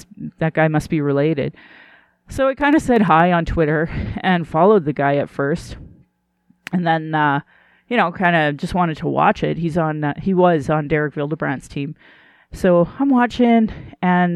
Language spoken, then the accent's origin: English; Sylvan Lake, Alberta, Canada; also born or lived in Calgary / Fort McMurray; I was born in Calgary, you know, started grade one here, moved up to Fort McMurray for 2 years, and then we moved to Sylvan Lake. And so I grew up in Sylvan Lake.